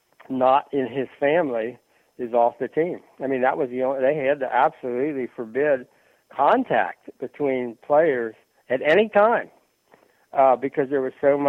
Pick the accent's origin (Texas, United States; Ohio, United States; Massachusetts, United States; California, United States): Ohio, United States; Cincinnati; I grew up in Cincinnati